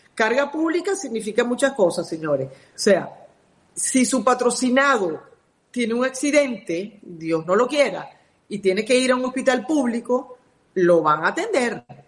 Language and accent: Spanish; Venezuela; now in United States; soy mera venezolana